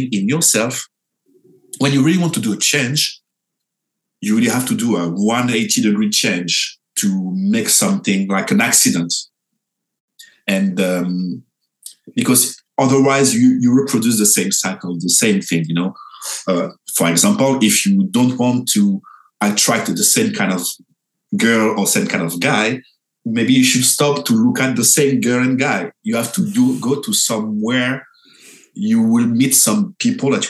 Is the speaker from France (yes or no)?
yes; France; I'm from France